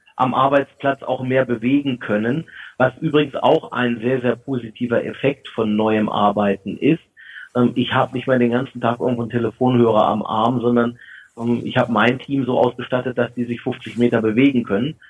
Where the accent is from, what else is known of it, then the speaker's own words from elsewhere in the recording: Germany; wir uns als Deutsche